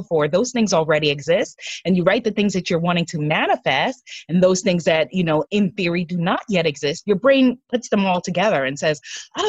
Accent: United States; I'm an American.

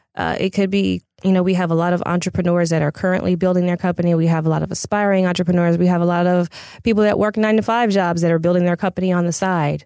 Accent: Pasadena, California, United States; I'm a native of L A County

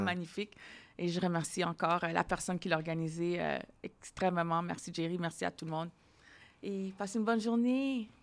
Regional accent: Ottawa, Ontario, Canada; now in Montreal, Canada; je viens d'Ontario, hein, je viens d'Ottawa

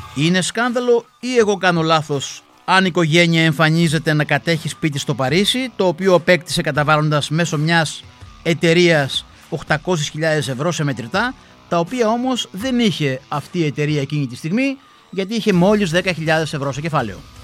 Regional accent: Greece; στην Ελλάδα, στη χώρα μας

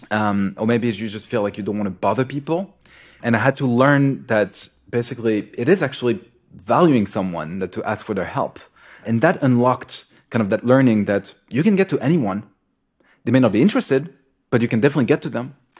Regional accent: France; moved away; also born or lived in Israel / United States; I grew up in France

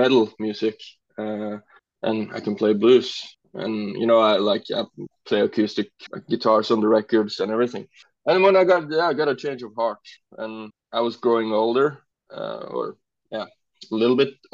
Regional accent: Norway; English is a second language; now in Kristiansand, Norway; my hometown, which is east from here, and then I moved to Kristiansand, where I am now

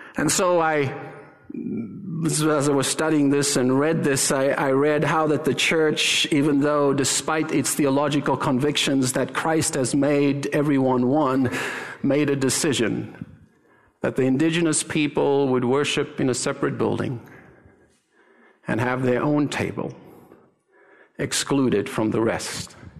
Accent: South Africa; moved away; I'm South African

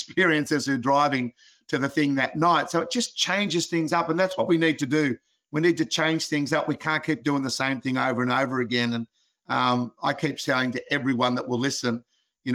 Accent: Australia; being an Aussie

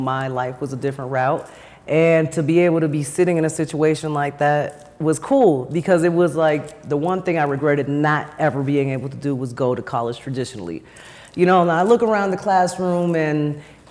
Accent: New York, United States; moved away; I'm from New York

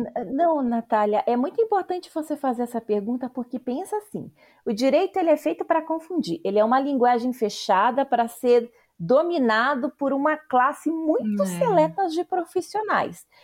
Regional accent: Paraná, Brazil; accent: paranaense, with interior of São Paulo and a touch of Recife; moved away as an adult; also born or lived in Campinas / São Paulo; eu sou uma paranaense que trabalhou e estudou em Campinas e em São Paulo por 10 anos

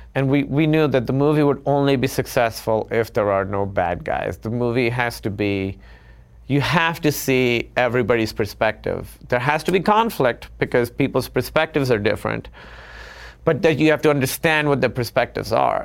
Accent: Karachi, Sindh, Pakistan; moved away as an adult; now in United States; growing up in Karachi

